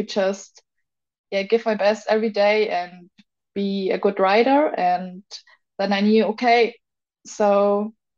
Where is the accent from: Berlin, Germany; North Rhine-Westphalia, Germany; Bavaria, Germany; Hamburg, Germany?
Bavaria, Germany; Augsburg; in Augsburg, in my hometown